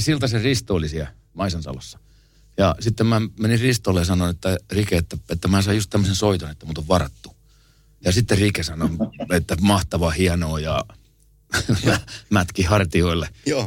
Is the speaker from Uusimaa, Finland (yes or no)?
no; Tampere, Pirkanmaa, Finland; mä oon Koikkarista kotosi ja siinä on viinikka vieressä